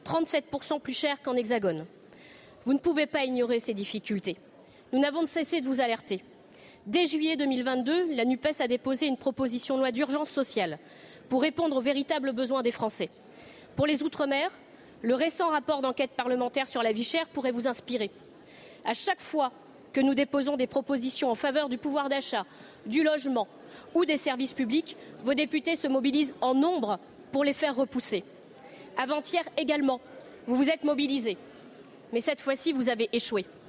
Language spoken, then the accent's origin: French; Réunion; Chez moi, à La Réunion